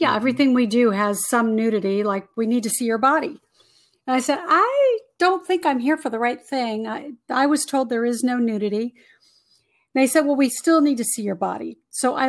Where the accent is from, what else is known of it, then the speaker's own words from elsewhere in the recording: California, United States; I'm born and raised in California